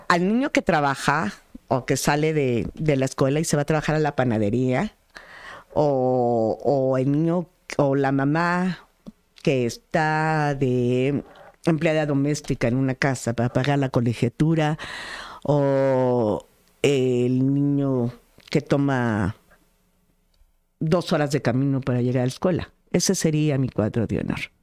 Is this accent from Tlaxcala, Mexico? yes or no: yes; Tlaxcala, Mexico; las tlaxcaltecas